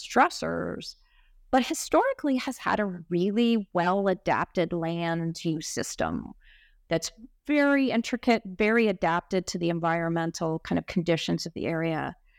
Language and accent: English; Egypt; also born or lived in United States; I'm Egyptian American, and I went to high school in Egypt. And I initially just assumed that my affiliations would be with Cairo and with Egypt moving forward.